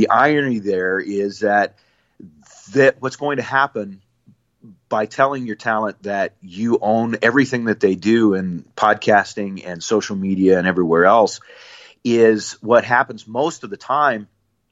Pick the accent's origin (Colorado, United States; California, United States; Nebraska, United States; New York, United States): Nebraska, United States; I grew up in Nebraska